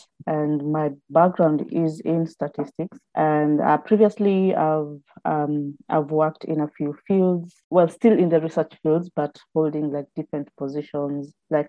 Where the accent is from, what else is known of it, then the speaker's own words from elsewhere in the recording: Kenya; moved away as an adult; also born or lived in United Kingdom; now in Newcastle, United Kingdom; I am Kenyan by birth, but a citizen of the world.